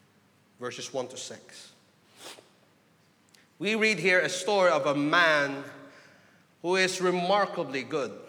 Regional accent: Philippines; I come from the Philippines, you know, a very religious people

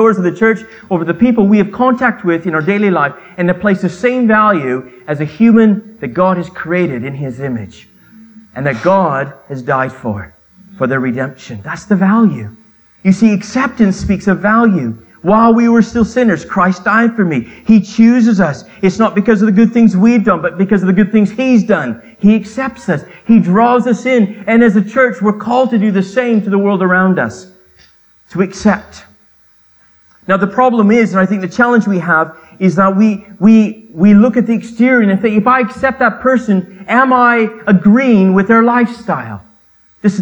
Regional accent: Canada; I grew up in Canada, so I can speak two languages.

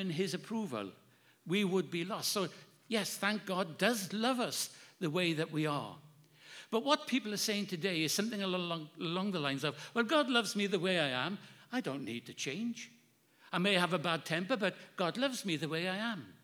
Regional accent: Wales, United Kingdom; my hometown in Wales

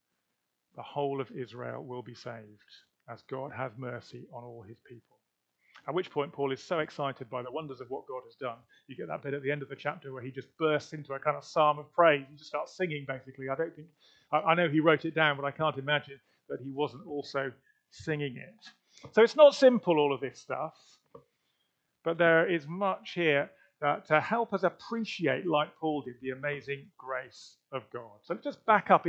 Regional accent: United Kingdom; now in Leicester, United Kingdom; As white British Christians

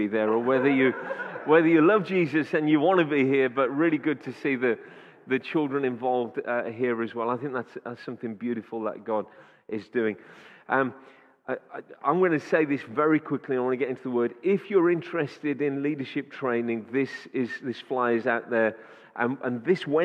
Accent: Wolverhampton, West Midlands, United Kingdom; born and raised in Wolverhampton

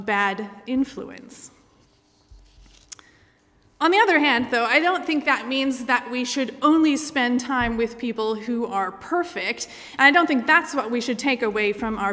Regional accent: Michigan, United States; moved away; I grew up in the United States, in the state of Michigan

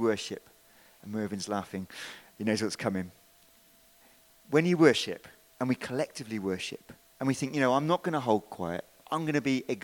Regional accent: United Kingdom; We're British

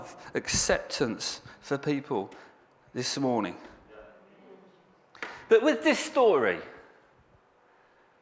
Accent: Southend-on-Sea, East of England, United Kingdom; moved away; I'm from Southend

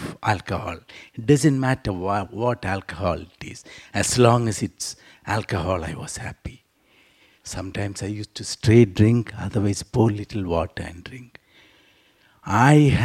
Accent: South India, India; also born or lived in Trivandrum; I come from South India

